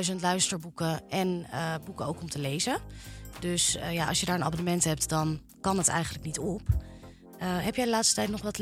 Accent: Amstelveen, North Holland, Netherlands; ik kom oorspronkelijk uit Amstelveen.

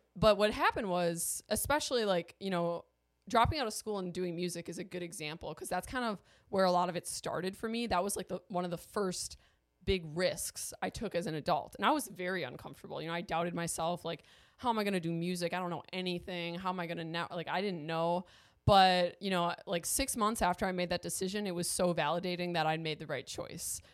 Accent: Milwaukee, Wisconsin, United States; moved away as an adult; I am from Milwaukee. That's where I was born and raised

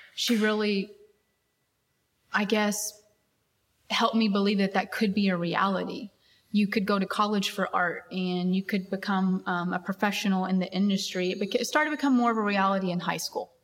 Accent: Abilene, Texas, United States; I grew up in West Texas in a very small town

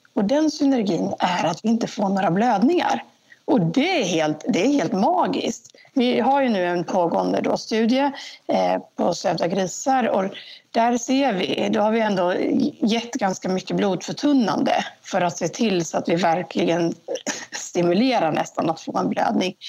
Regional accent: Jönköping, Jönköping County, Sweden; also born or lived in Stockholm; Och då hamnade de i Jönköping. Eh, och så växte jag upp här.

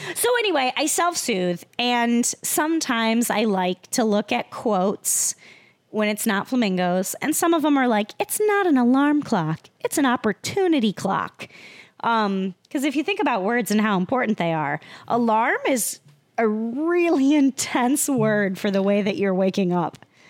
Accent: Iowa, United States; moved away; I'm from Iowa

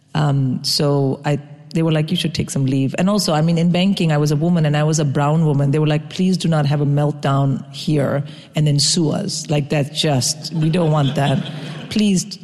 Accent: India; first language English; moved away; I grew up in India.

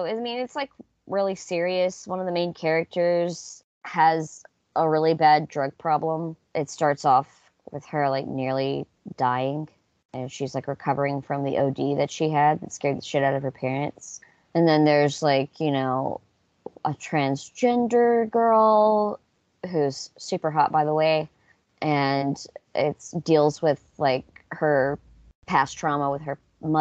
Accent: the South, United States; growing up in the South with these mega churches

